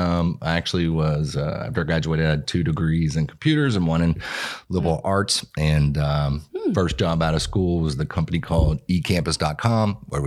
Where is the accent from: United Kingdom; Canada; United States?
United States; Lexington, Kentucky; I'm originally from Lexington.